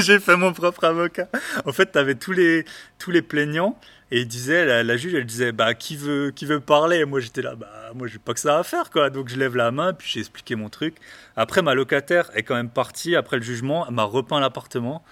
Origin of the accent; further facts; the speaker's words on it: the East, eastern France, France; je parle très doucement aussi, je viens de l'Est